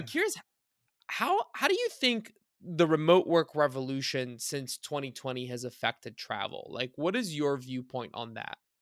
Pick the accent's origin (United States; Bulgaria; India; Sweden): Bulgaria; moved away; I was born in Bulgaria, I spent a lot of time in Bulgaria.